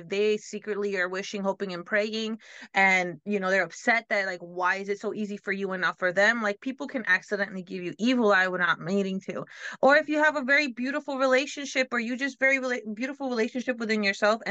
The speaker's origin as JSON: {"language": "English", "region": "New York", "country": "United States", "tie": "born or raised there", "said": "I'm Dominican and I grew up in like, you know, Black and Hispanic community, and then you sprinkle in a little bit of the other stuff, various things that I was around, because growing up in New York"}